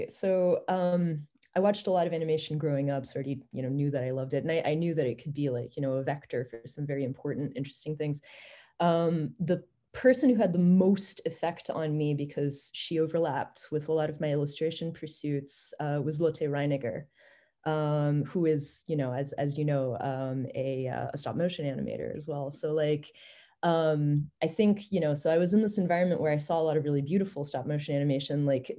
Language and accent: English; Paris, Île-de-France, France; So I grew up in Europe for the most part, and we were in Paris at the time.